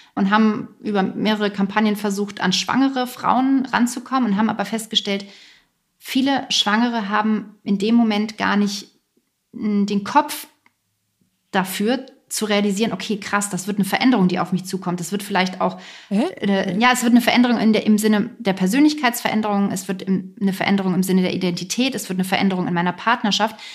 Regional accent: Lower Saxony, Germany; moved away as an adult; also born or lived in near Hamburg; now in near Berlin, Germany; Ich bin in, aufgewachsen in Niedersachsen

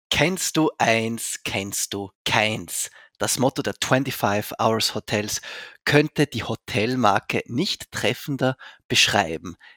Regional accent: Zurich, Switzerland; Ich bin in Zürich aufgewachsen, darum kenne ah, ich die Kronenhalle.

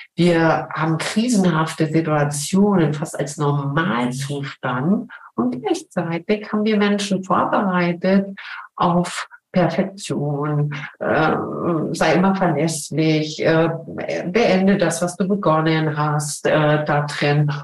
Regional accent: Berlin, Germany; moved away as an adult; also born or lived in Cologne / Switzerland; now in St. Gallen, Switzerland; Ich bin in Köln geboren bin aber in Berlin aufgewachsen

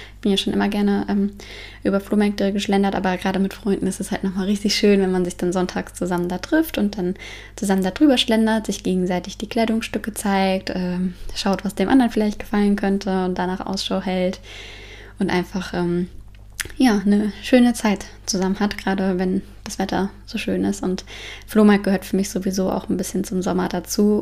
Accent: Frankfurt, Hesse, Germany; now in Denmark; Ich komme ja aus Frankfurt

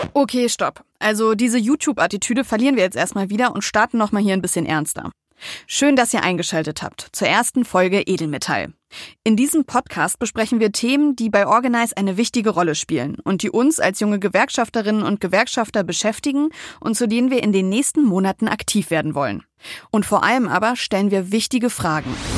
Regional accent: Wolfsburg, Lower Saxony, Germany; Ich komme gebürtig aus Wolfsburg

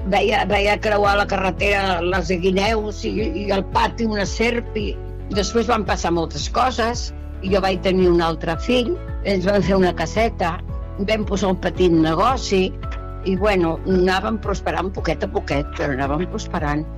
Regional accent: Barcelona, Catalonia, Spain; moved away as an adult; now in Miami Platja, Spain; Jo avui tinc 93 anys i sóc de Barcelona

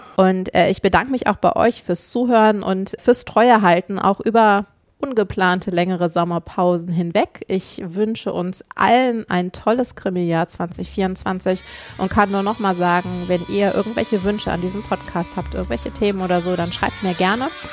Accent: Northern Germany, Germany; Ich bin Norddeutsche

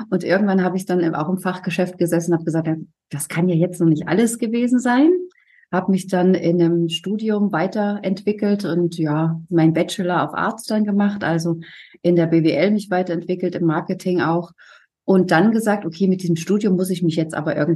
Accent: Thuringia, Germany; now in Hamburg, Germany; Gut, ich komme ja nicht äh, ursprünglich aus Hamburg, ich

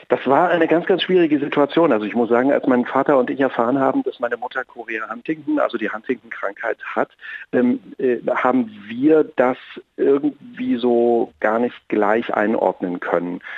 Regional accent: Apolda, Thuringia, Germany; moved away; Ich bin ja ein, ein, ein Kind aus Thüringen. Ich bin äh, in Apolda groß geworden, in einer kleinen Stadt mitten in Thüringen.

